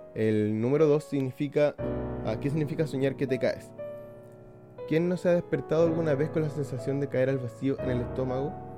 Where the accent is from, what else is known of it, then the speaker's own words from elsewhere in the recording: Iquique, Tarapacá, Chile; la ciudad de Iquique, de donde soy yo